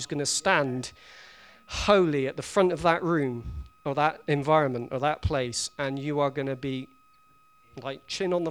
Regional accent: England, United Kingdom; we're English.

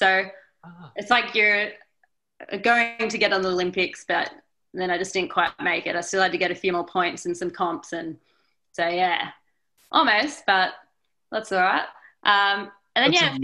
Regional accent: Newcastle, New South Wales, Australia; I'm from Newcastle, which is about a 7-hour drive to the snow.

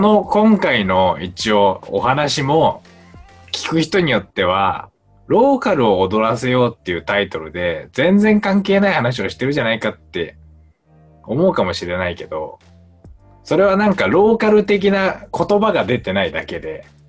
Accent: Japan; moved away; 僕も地方出身者

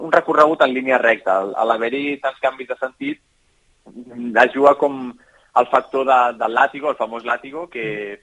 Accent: Catalonia, Spain; som molts catalans

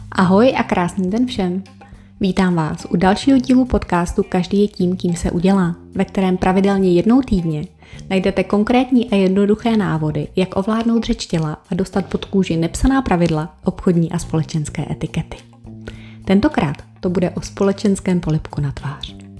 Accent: Czechia; u nás v Čechách

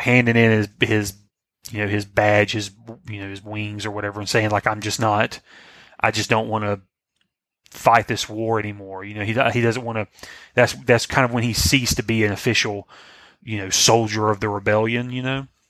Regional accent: the South, United States; I'm from the South

